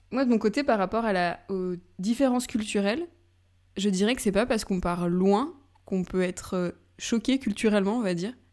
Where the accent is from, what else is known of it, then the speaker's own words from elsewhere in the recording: France; moved away as an adult; also born or lived in Spain / Hamburg, Germany; now in Lisbon, Portugal; en tant que Française